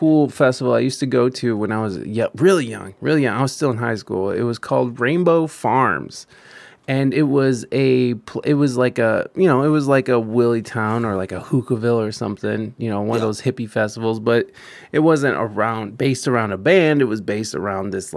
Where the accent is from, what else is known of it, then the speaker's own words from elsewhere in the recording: Michigan, United States; moved away; I'm originally from Michigan